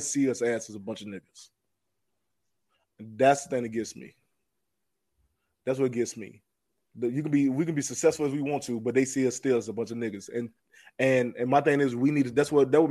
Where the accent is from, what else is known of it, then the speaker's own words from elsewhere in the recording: the South, United States; I'm from the South